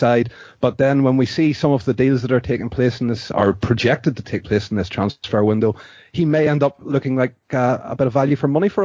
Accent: Bangor, Northern Ireland, United Kingdom; moved away as an adult; now in Brazil; I live in Brazil. As you can tell from my wonderfully Brazilian accent, by way of Bangor County down in Northern Ireland, and I'm out here for 5 years.

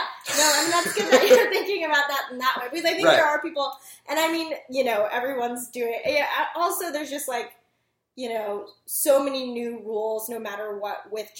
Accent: United States; I'm American, I was born here, I'm not an immigrant, I'm not a first generation.

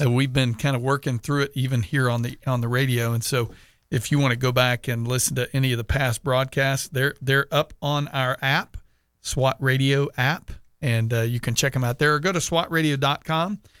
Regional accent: Sugar Land, Texas, United States; moved away; I'm from Houston

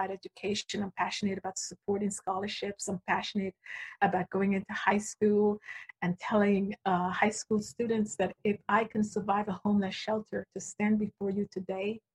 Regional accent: Guyana; moved away; I grew up in a small country. I was born in Guyana, South America

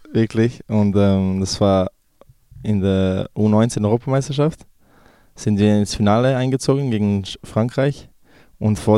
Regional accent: Switzerland; Also ich, fühl, ich habe mich schon immer als äh, Serbe gefühlt, ähm, ja, weil meine Eltern noch äh, von, da, von da sind. Ähm, aber bin auch der Schweiz sehr dankbar, dass ich äh, in dem Land aufwachsen durfte

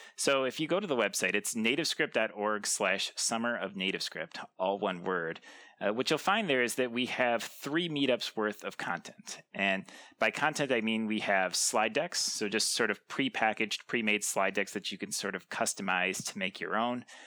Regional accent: Lansing, Michigan, United States; I'm actually from Michigan, Lansing, Michigan.

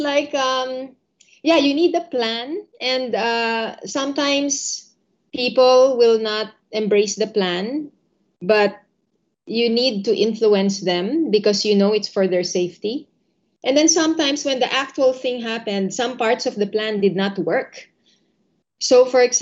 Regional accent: Philippines; moved away as an adult; also born or lived in Indonesia; I grew up in the Philippines.

